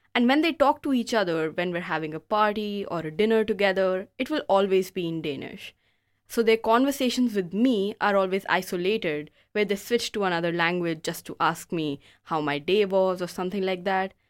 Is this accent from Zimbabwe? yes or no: no; India; moved away as an adult; also born or lived in Denmark; now in Aarhus, Denmark; I'm from India.